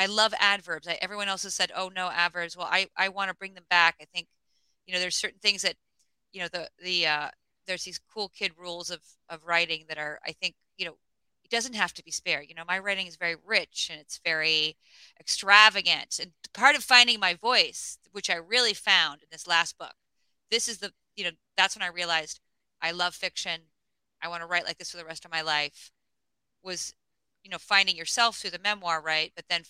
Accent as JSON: {"language": "English", "region": "Alaska", "country": "United States", "tie": "born or raised there", "said": "I think also growing up in Alaska, you know, I spent a lot of time like on riverbanks bored as a kid"}